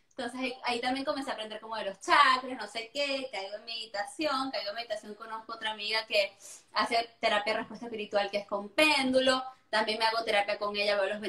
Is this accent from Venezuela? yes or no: yes; Venezuela; yo soy venezolana, pero es que yo fui criada muy a cultura europea